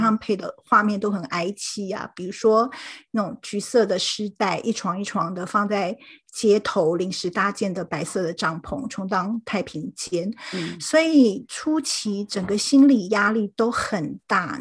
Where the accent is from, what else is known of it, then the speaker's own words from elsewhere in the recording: Taipei, Taiwan; moved away as an adult; now in St. Louis, United States; 我是土生土长的台北人，目前住在圣路易